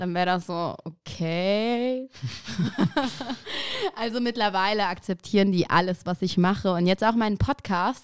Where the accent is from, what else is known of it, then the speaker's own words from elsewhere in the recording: Aachen, North Rhine-Westphalia, Germany; also born or lived in Maastricht; now in Düsseldorf, Germany; meine Eltern kommen aus Afghanistan, aber ich bin geboren und aufgewachsen in Aachen